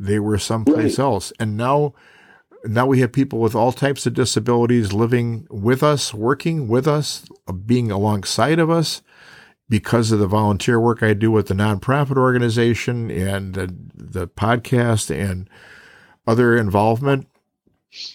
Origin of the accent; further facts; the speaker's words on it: Chicago, Illinois, United States; moved away; also born or lived in Lincoln, Nebraska; I was born in Chicago